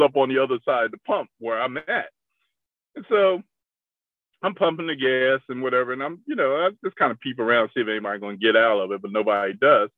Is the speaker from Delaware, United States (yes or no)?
yes; Delaware, United States; I'm from Delaware